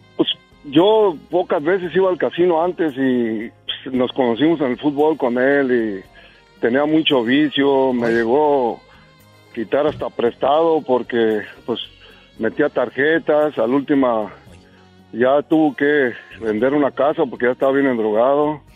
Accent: Jacona, Michoacán, Mexico; now in Fresno, United States; ahí somos nosotros de Michoacán

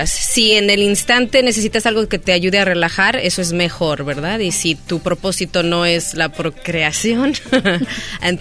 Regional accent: Guadalajara, Jalisco, Mexico; moved away as an adult; now in Los Angeles, United States; Nacida, criada en Guadalajara y vine aquí aproximadamente hace 10 años.

